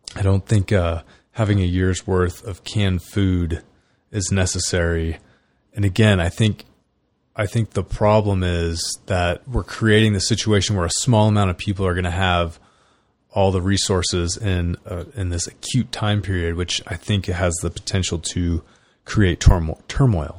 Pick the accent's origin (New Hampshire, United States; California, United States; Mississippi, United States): California, United States; I grew up in California.